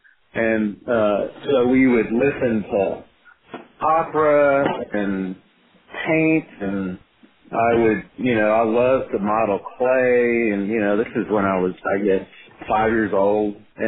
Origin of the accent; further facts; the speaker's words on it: Arlington, Texas, United States; we grew up together in Arlington